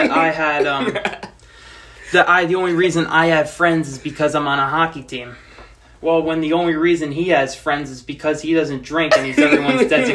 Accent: Secaucus, New Jersey, United States; I'm from Secaucus

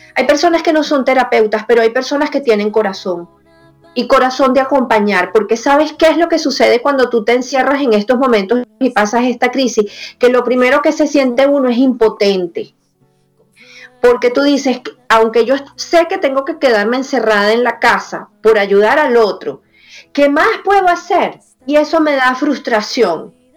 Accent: Venezuela; now in United States; también me duele Venezuela, también me duele todo lo que ha pasado en mi país y haberme salido de ahí

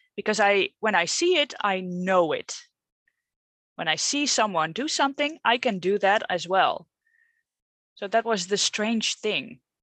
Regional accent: Netherlands; English is a second language; I'm not English, maybe you can hear that, but I'm Dutch

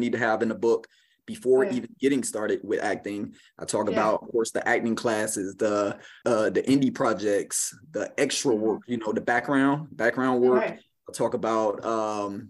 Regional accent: Miami, Florida, United States; I'm from Miami, and I'm the baby of seven kids, right? Yeah, we all grew up pretty much in one household.

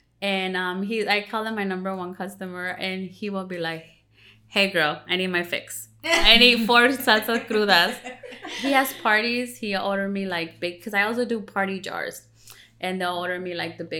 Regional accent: Cuernavaca, Morelos, Mexico; moved away; where I'm from Cuernavaca, Morelos

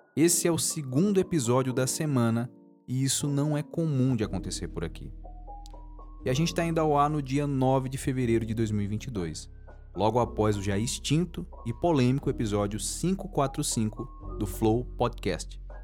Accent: Maranhão, Brazil; porque eu moro no Maranhão, eu sou maranhense

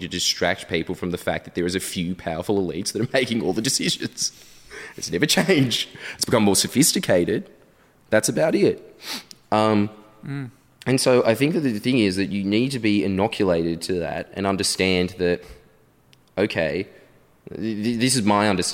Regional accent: Australia; you go there as an Australian

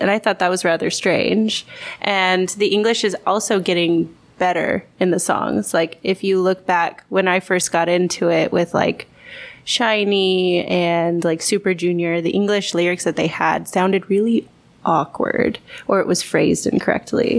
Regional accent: Texas, United States; moved away as an adult; now in South Korea; I'm from Texas originally

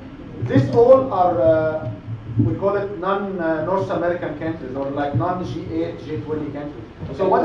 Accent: Egypt; moved away; I'm from Egypt

